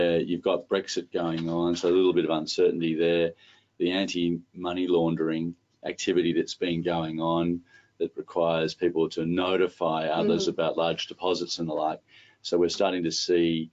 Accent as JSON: {"language": "English", "country": "Australia", "tie": "born or raised there", "said": "growing up as an Australian"}